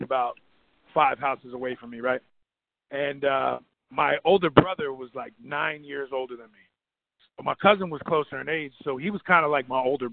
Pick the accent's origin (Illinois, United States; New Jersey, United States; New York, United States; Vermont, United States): New Jersey, United States; I'm from Jersey